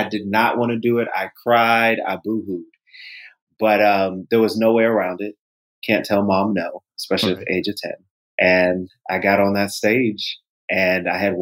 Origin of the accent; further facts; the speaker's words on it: Largo, Maryland, United States; I grew up in Largo, Maryland, which is in PG County.